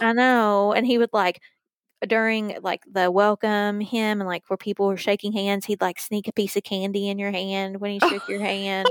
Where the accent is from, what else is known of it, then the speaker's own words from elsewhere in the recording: Virgie, Kentucky, United States; Virgie, where I grew up